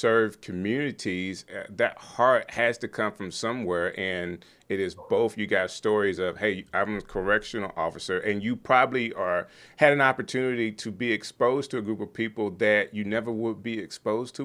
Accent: Opelika, Alabama, United States; now in Birmingham, United States; Opelika, where I grew up

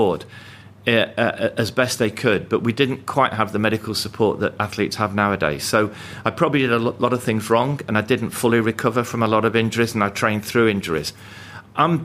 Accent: Coventry, West Midlands, United Kingdom; it's a different city to the one I grew up

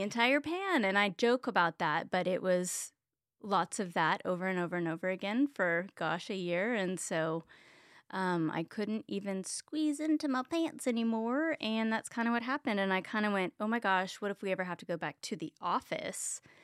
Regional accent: Richardson, Texas, United States; also born or lived in Plano, Texas; I grew up in Richardson, Texas

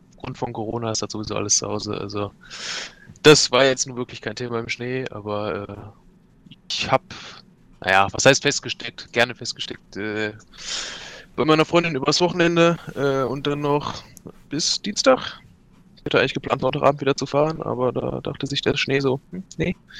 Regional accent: Germany; Ich komme nicht aus Richtung Bayern, ich komme weiter aus Richtung Norden. Beziehungsweise Westen.

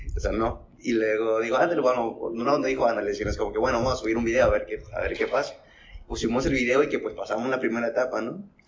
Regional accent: Piedras Negras, Coahuila, Mexico; soy de Piedras Negras, Coahuila

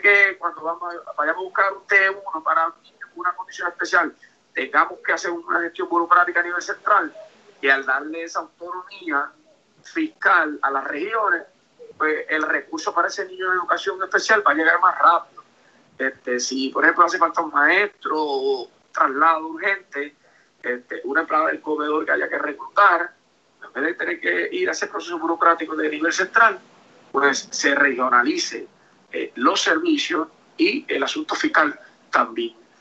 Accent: Moca, Puerto Rico; en mi pueblo de Moca

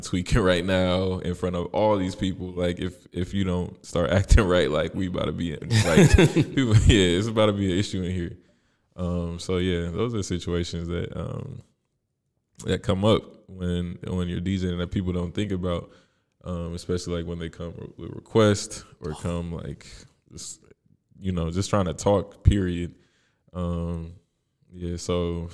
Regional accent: Indianapolis, Indiana, United States; I was born in Indy, born and raised.

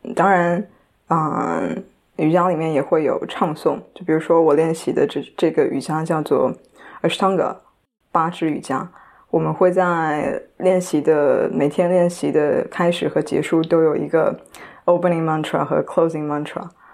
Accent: Shanghai, China; first language Chinese; 来自上海 然后今年二十五岁

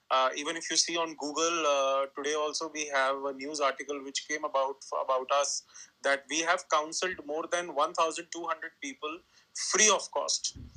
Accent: New Delhi, Delhi, India; I am from India, New Delhi, and I work on mental health.

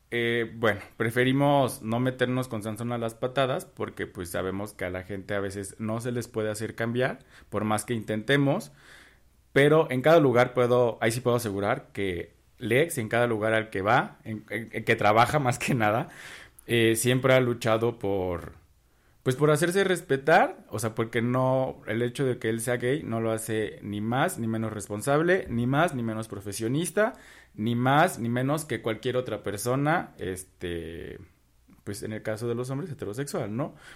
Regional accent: Mexico; Yo soy mexicano, yo.

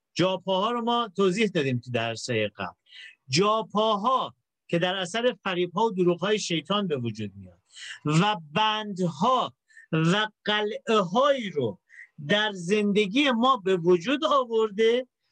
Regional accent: Iran; ما تو کشوری در واقع متولد شدیم که آدما خیلی دنبال خدا هستن

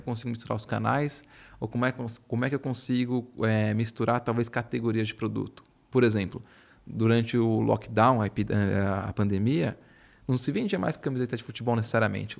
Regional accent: Brazil; moved away as an adult; a gente como brasileiro

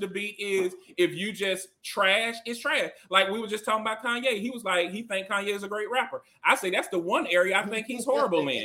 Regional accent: Augusta, Georgia, United States; I'm from Augusta, Georgia

